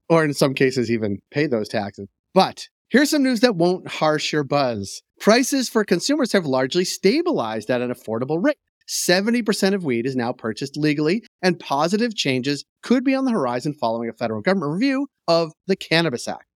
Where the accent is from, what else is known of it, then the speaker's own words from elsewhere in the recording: United States; now in Canada; I am American